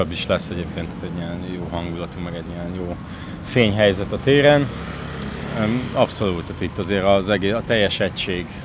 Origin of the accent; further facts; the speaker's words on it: Budapest, Hungary; Nem, én ott nőttem fel.